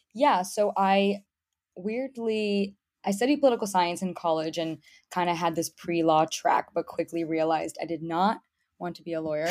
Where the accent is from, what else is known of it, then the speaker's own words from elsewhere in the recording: Miami, Florida, United States; moved away as an adult; also born or lived in Boston / New York City; I was born and raised in Miami, Florida, come from a typical Cuban American background